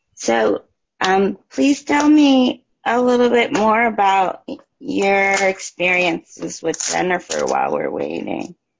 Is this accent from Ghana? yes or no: yes; Ghana; I'm from Ghana